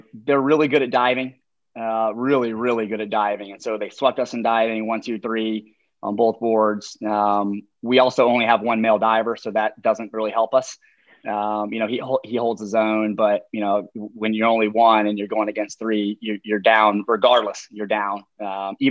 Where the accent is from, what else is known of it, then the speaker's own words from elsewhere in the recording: North Carolina, United States; now in Charlottesville, United States; I'm from North Carolina